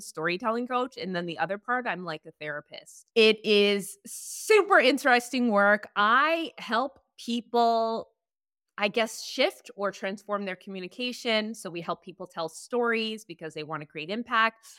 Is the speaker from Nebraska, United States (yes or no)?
no; Chicago, Illinois, United States; moved away as an adult; also born or lived in Hollywood; When I first moved to Hollywood, I'm from Chicago